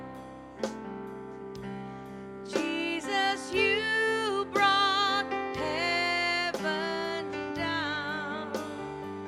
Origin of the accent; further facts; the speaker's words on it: Louisiana, United States; I'm from Louisiana